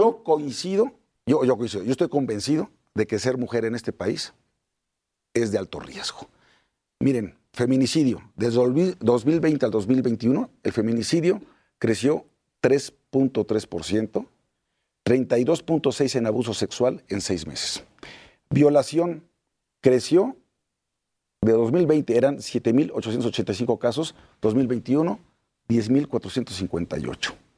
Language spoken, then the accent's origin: Spanish; Puebla, Mexico; Soy poblano.